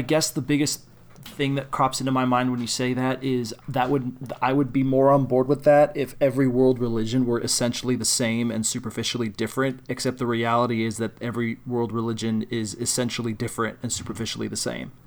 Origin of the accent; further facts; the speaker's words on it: Illinois, United States; I'm from Illinois.